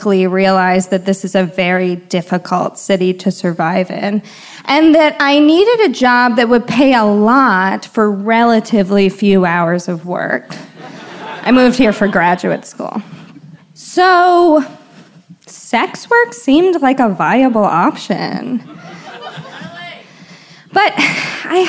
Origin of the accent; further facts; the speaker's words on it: Washington, District of Columbia, United States; now in San Francisco, United States; I'm originally from Washington, D.C.